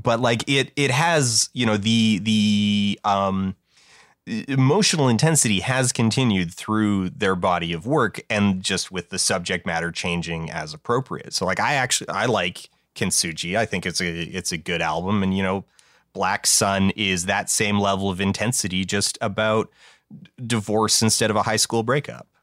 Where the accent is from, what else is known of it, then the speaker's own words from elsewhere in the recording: Calgary, Alberta, Canada; it reps my hometown. It's one of, like, two songs in the world that name drops Calgary, Alberta